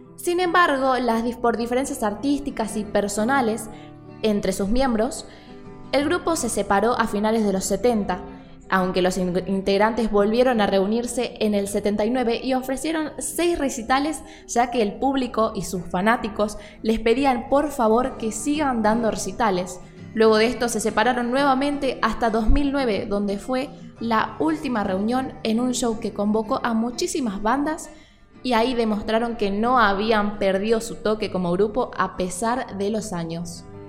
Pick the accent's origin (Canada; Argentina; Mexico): Argentina; nosotros los argentinos, muy de acá